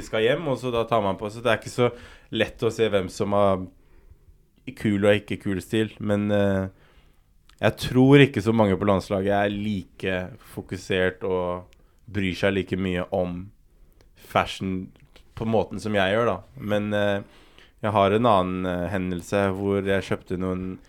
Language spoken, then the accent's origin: Norwegian; Oslo, Norway; jeg er oppvokst på Romsås